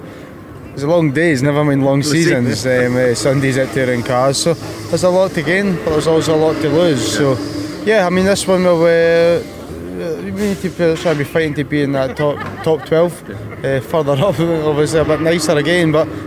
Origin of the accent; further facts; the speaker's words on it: Scotland, United Kingdom; I'm Scottish.